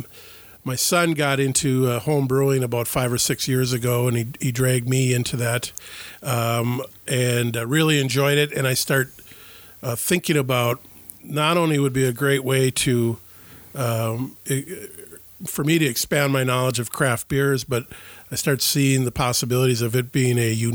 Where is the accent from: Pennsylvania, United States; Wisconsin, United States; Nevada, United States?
Wisconsin, United States; Ashland; now in Ellsworth, United States; I was born and raised in Ashland, Wisconsin.